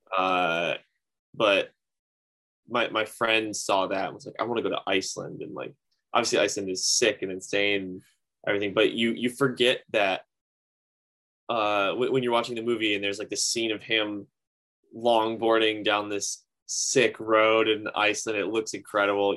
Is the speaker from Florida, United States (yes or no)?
no; Grand Rapids, Michigan, United States; my hometown, uh, Grand Rapids